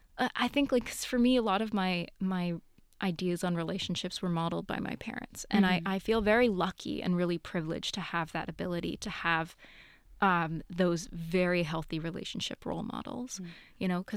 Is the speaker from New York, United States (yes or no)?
yes; New York, United States; No, that's very far. I'm from New York.